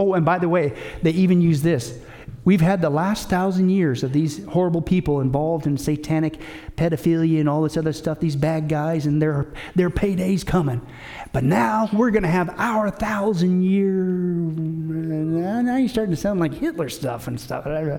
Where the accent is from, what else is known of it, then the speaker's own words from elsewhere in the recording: Canada; I, even as a Canadian, I wouldn't even mind if we would all come together as countries in North America.